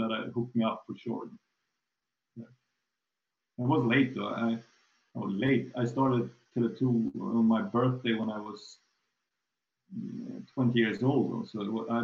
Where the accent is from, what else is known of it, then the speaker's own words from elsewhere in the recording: Tumba, Stockholm County, Sweden; I grew up in Tumba